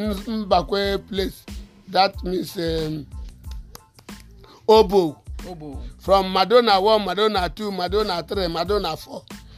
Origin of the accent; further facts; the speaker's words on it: Enugu, Enugu State, Nigeria; I'm from Enugu. I go on Asia. Water works. I come back. I go Oka, where I get this wound.